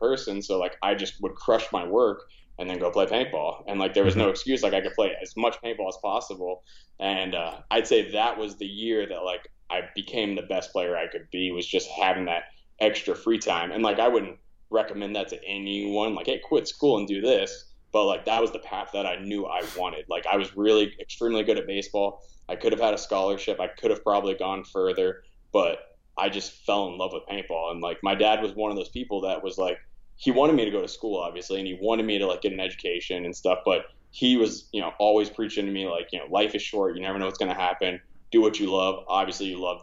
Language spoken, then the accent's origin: English; Orlando, Florida, United States; born and raised in Florida, this was all on like the East Coast side, like Orlando